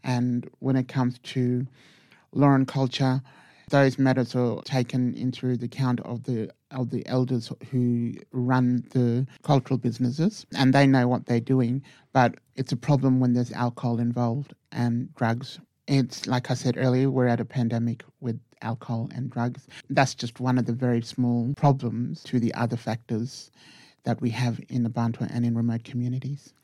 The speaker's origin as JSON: {"language": "English", "town": "Hermannsburg", "region": "Northern Territory", "country": "Australia", "lives_now": "Titjikala, Australia", "said": "I'm from Hermsburg um, Dari community"}